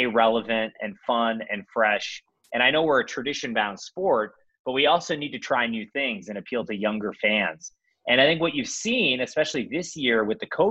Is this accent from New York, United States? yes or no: no; Cleveland, Ohio, United States; moved away; also born or lived in Stanford; I was an Indians fan because I grew up in Cleveland